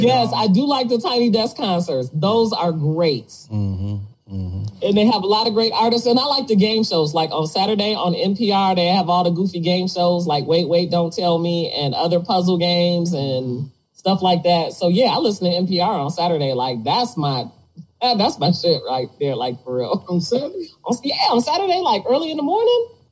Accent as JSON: {"language": "English", "town": "Detroit", "region": "Michigan", "country": "United States", "tie": "born or raised there", "said": "I grew up in Detroit"}